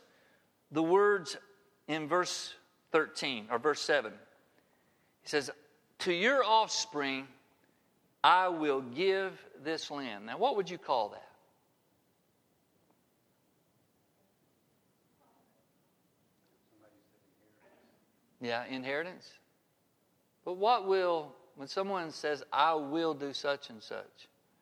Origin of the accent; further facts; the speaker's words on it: Harpersville, Alabama, United States; I grew up in Harpersville, Alabama